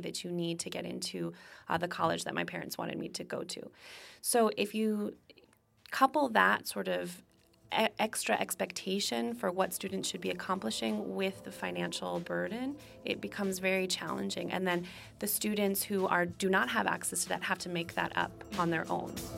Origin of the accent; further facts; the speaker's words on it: Connecticut, United States; moved away; I grew up in Connecticut, which has one of the best school systems in the country.